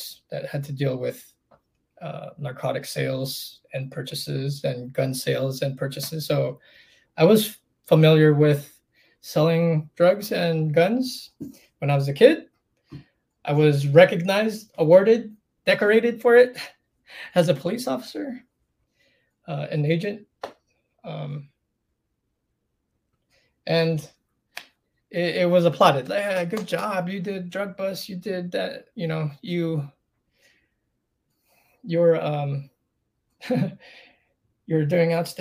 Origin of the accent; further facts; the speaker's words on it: Palm Springs, California, United States; moved away; I grew up in Palm Springs.